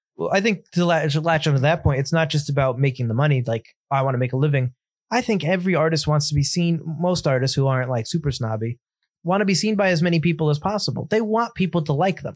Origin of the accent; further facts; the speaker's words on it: United States; as an American